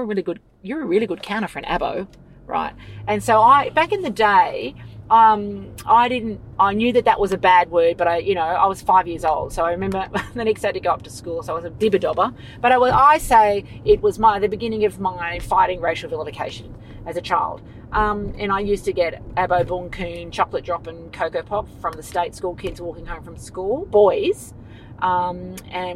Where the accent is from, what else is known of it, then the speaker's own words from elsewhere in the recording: Sydney, New South Wales, Australia; I grew up on Bidjigal country, Darawal land out near La Perouse, Matraville